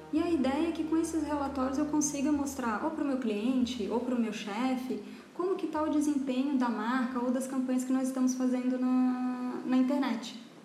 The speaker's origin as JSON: {"language": "Portuguese", "town": "Florianópolis", "region": "Santa Catarina", "country": "Brazil", "also_born_or_lived": "São Paulo", "said": "eu sou aqui de Florianópolis"}